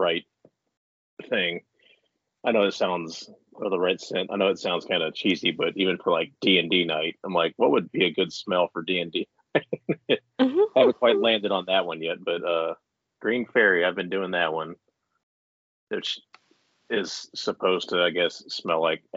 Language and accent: English; Mansfield, Ohio, United States; I'm from here. They all migrated to Mansfield, so that's where they met and made me. So I'm a Buck Billy is what they used to call me when I was a kid because they're all hillbillies and I'm a Buckeye